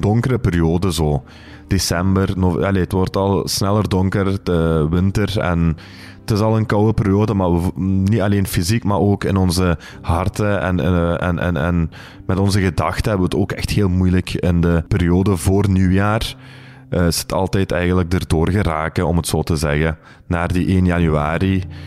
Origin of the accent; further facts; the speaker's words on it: Belgium; we wonen hier, we zijn van hier. we hebben roots in Turkije, we zijn van Turkse afkomst, maar we zijn Belgische Turken